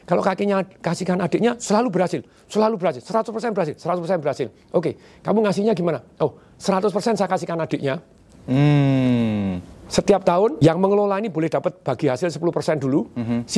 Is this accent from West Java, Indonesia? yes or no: no; Surakarta, Central Java, Indonesia; papa saya enggak lah kamu keluar dari Solo kan saya dari Solo.